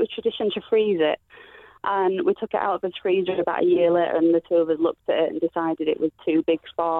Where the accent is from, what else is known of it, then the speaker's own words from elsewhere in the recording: Yorkshire and the Humber, United Kingdom; We're from Yorkshire.